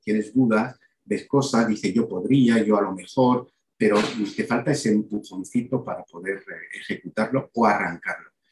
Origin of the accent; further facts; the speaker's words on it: Belgium; moved away as an adult; also born or lived in Málaga, Spain / El Bierzo (family origin); yo nací en Bélgica hace 58 años. Em, eh, y he pasado 18 años de mi vida ahí. Cuando decía esa foto de camareros es cuando llegué a Málaga